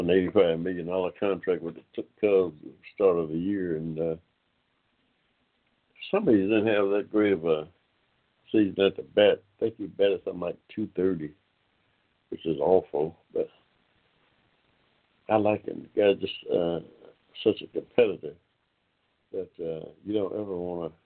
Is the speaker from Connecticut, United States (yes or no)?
no; Ohio, United States; now in Georgia, United States; I'm an old Georgia boy myself. I was born here in Georgia. Spent a lot of my formative years in Ohio.